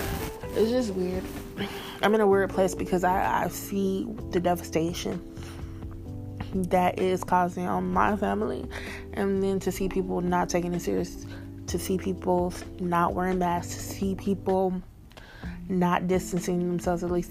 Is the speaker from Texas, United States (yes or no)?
yes; Texas, United States; I am from Texas